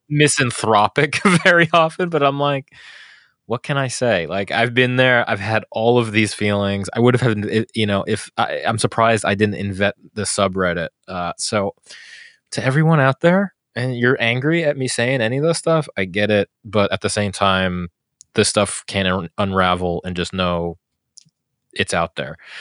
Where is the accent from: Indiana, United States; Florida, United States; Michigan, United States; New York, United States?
New York, United States; New York City; I grew up in New York City